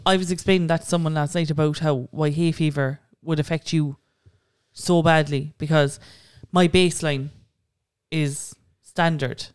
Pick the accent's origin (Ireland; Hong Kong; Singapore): Ireland; Cork, Munster; I'm from Cork